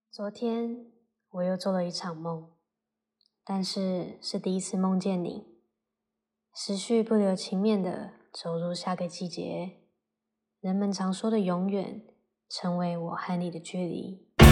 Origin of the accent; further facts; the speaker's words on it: Taiwan; 我是台湾人